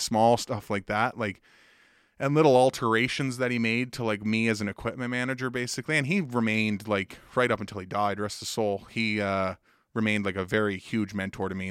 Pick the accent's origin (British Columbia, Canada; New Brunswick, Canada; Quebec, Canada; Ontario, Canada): New Brunswick, Canada; Woodstock; now in Halifax, Canada; I grew up in Woodstock, New Brunswick